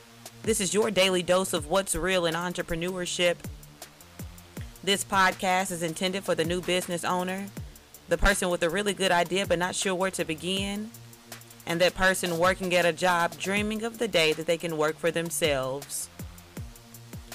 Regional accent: Memphis, Tennessee, United States; Memphis, Tennessee, my hometown.

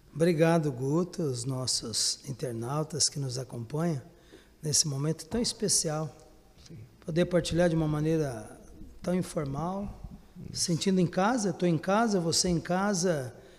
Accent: Guaxupé, Minas Gerais, Brazil; Eu sou mineiro, né, natural da cidade de Guaxupé, sul de Minas

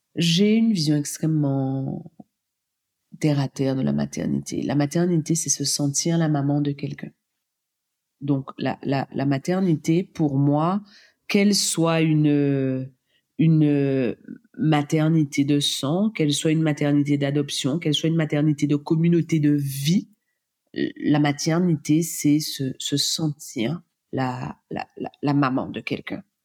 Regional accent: Guadeloupe; now in Réunion; Je suis guadeloupéenne

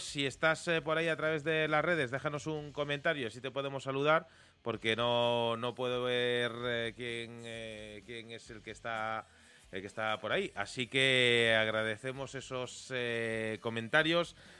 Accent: Vigo, Galicia, Spain; mi tierra, de la zona sur de, de Galicia, de, Vigo

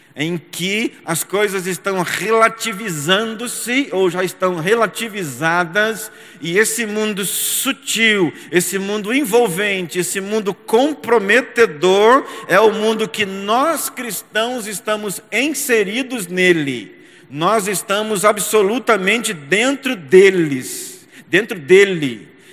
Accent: São José dos Campos, São Paulo, Brazil; São José dos Campos, aonde eu nasci, me criei, estudei, me casei, criei os meus filhos e também pastoreei

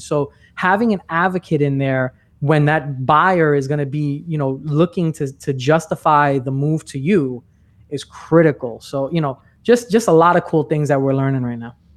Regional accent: New York, United States; moved away as an adult; now in Orlando, United States; I'm originally from New York. I'm not in New York anymore. I'm in Orlando.

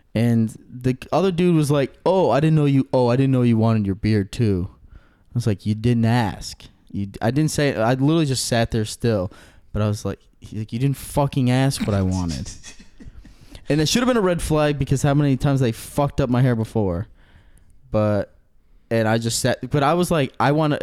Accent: Aurora, United States; I'm from Aurora

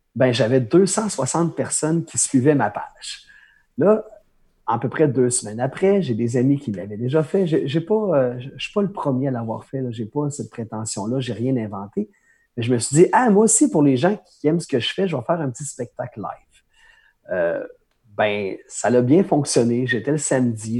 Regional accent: Pointe-Bel, Quebec, Canada; première opportunité de faire un spectacle dans un petit bar de mon village natal à pointe bel

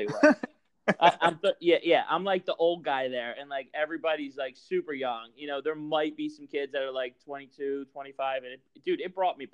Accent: Franklinville, New Jersey, United States; now in Glassboro, United States; I'm originally from Franklinville, but I live in Glassboro

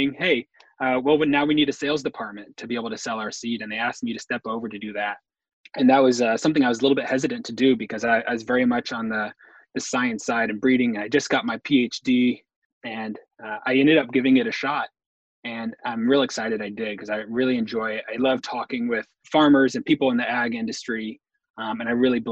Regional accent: Crawfordsville, Indiana, United States; I grew up in North Central Indiana, a small town called Crawfordsville

